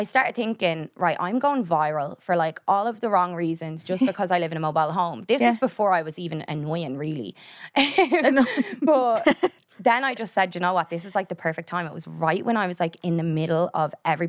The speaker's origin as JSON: {"language": "English", "town": "Drogheda", "region": "Leinster", "country": "Ireland", "said": "I think they're so used to that stereotypical Drogheda accent. You know the way like Dublin has like, a specific accent that everybody says that's Dublin?"}